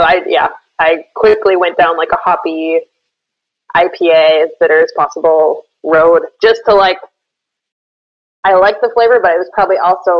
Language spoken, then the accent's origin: English; Minnesota, United States; moved away as an adult; now in Switzerland; I grew up in Minnesota.